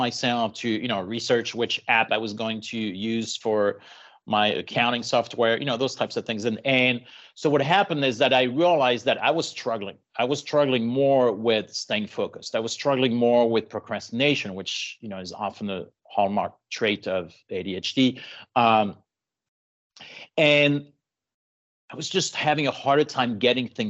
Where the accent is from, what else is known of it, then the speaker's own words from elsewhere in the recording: Paris, Île-de-France, France; now in San Diego, United States; Born and raised in Paris. And moved to the US later on.